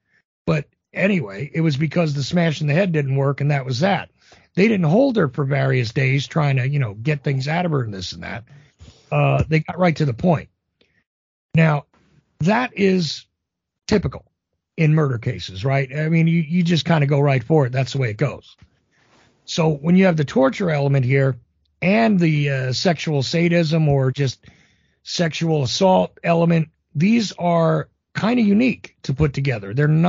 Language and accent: English; New Jersey, United States; Again, I'm from Jersey, right? It did happen.